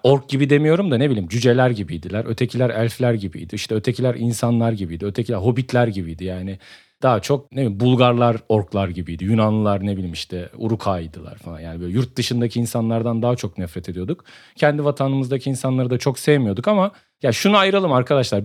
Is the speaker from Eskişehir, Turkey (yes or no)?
no; Samsun, Turkey; Ben Samsun'un Kadıköy mahallesinin Mis sokağında büyüdüm